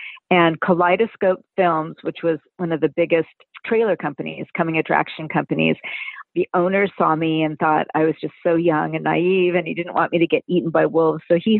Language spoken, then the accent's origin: English; Palm Springs, California, United States; also born or lived in Santa Monica; grew up in Palm Springs in Hawaii, and I'm a native Southern Californian. I was born in Santa Monica, but raised in Palm Springs, where my dad actually had a middle-of-the-road radio station